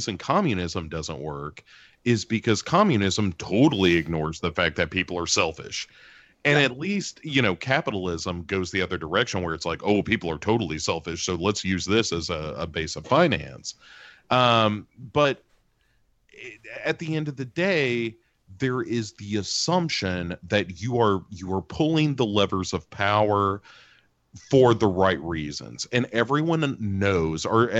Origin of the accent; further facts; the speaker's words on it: United States; I'm an American